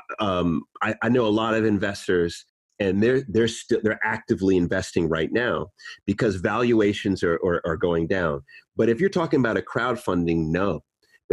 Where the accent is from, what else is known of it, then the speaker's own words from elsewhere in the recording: New York, United States; moved away as an adult; now in United Kingdom; I was born in New York